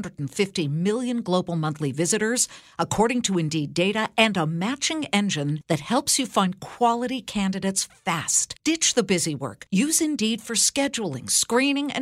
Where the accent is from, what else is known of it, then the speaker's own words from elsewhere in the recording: California, United States; I'm from California